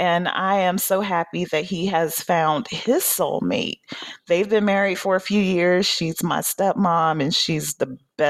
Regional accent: Atlanta, Georgia, United States; moved away; I was born on Peachtree, raised in Atlanta.

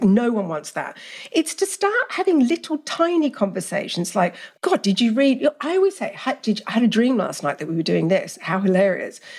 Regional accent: Australia; also born or lived in England; I grew up in Australia with very liberal parents, even though I'm English.

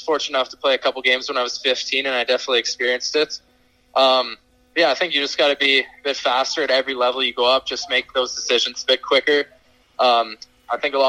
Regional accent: Regina, Saskatchewan, Canada; I was actually in my hometown of Regina

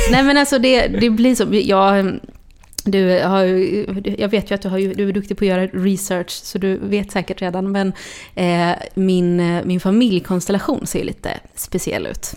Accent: Gothenburg, Västra Götaland, Sweden; now in Stockholm, Sweden; jag är uppväxt i Tuve

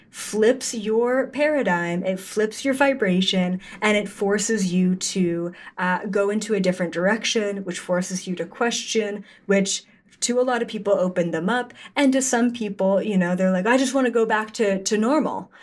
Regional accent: Canada; I'm Canadian

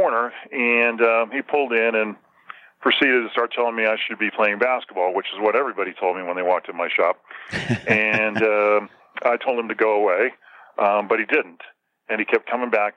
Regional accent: Southern California, United States; now in Park City, United States; I grew up in Southern California

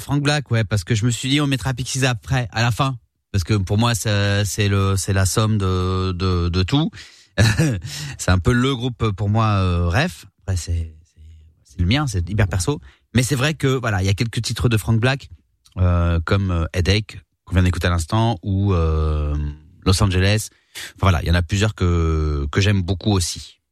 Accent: Réunion; j'ai grandi à la Réunion

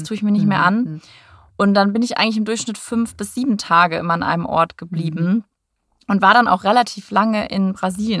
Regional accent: North Rhine-Westphalia, Germany; moved away as an adult; also born or lived in Hamburg / Abu Dhabi; now in Frankfurt, Germany; Ich äh, komme ursprünglich aus NRW, vom Niederrhein

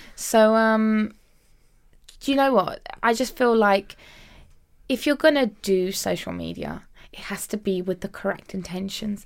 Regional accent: United Kingdom; I actually, um, immigrated to the U K when I was five years old

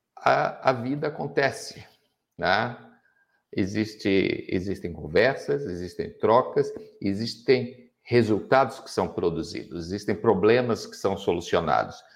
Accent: Rio de Janeiro, Brazil; now in Joinville, Brazil; Eu moro em Joinville, eu sou carioca

